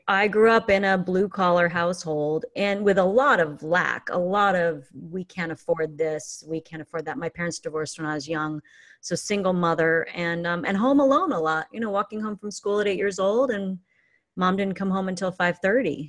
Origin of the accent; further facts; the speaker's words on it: Fullerton, California, United States; moved away as an adult; also born or lived in Newport Beach / Placentia; now in Santa Cruz, United States; I grew up in Fullerton and Placentia.